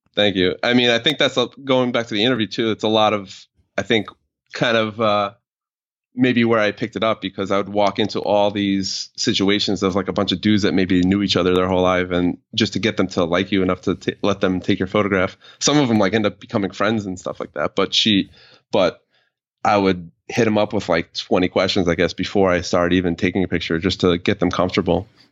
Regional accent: New York, United States; I'm from New York, but it was, like, a town where everybody was Italian, Irish, and blue collar kind of town

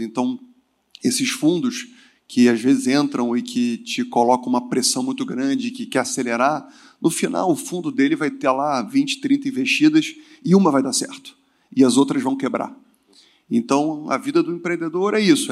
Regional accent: Rio de Janeiro, Brazil; moved away as an adult; also born or lived in southern Brazil; eu fugi do Rio de Janeiro, eu sou carioca, fui morar no sul do Brasil

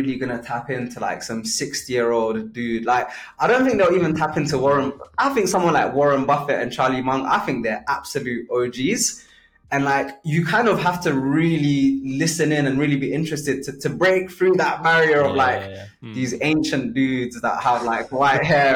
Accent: Kenya; moved away; I was born in Kenya

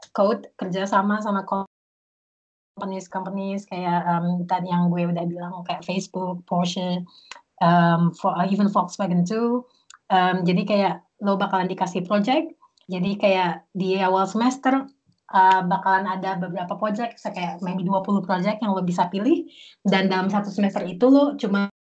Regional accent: Jakarta, Indonesia; moved away as an adult; also born or lived in Beijing, China / Bali, Indonesia; now in Berlin, Germany; gue dari Jakarta sebenarnya, um, lahir di Jakarta

